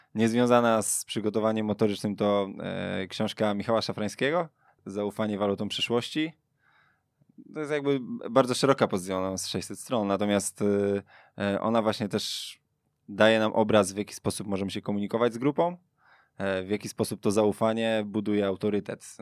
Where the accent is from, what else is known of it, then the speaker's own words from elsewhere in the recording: Sulejówek, Masovian Voivodeship, Poland; Pochodzę z Sulejówka, tam jest jeden klub, Wiktoria Sulejówek, w którym ja grałem właściwie większość mojej kopanej, śmiesznej kariery